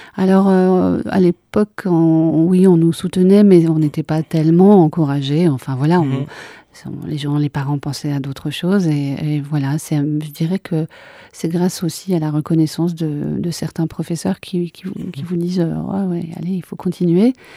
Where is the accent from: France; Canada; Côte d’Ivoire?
France; Cantal, Auvergne-Rhône-Alpes; now in Liège, Belgium; je suis née dans le Cantal